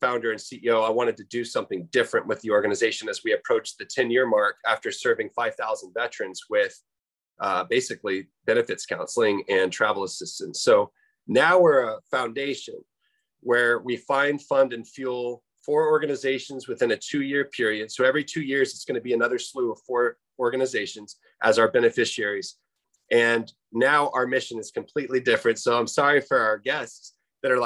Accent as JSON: {"language": "English", "town": "Phoenix", "region": "Arizona", "country": "United States", "tie": "born or raised there", "said": "I grew up in Phoenix, Arizona, and I've been out here for about 30 years"}